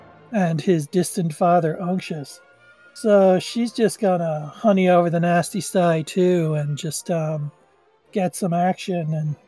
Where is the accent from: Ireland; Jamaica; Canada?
Ireland; Dublin, Leinster; I have a 6, but I'm also from Dublin.